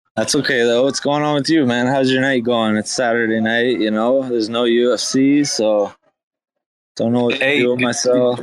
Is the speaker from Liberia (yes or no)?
no; Canada; I'm half Irish, half German, and uh, Caucasian from Canada